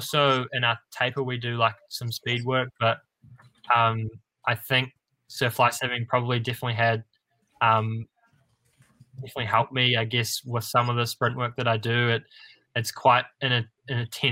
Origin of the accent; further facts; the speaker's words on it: New Zealand; as a New Zealander, I think none of us are more than 45 minutes away from a beach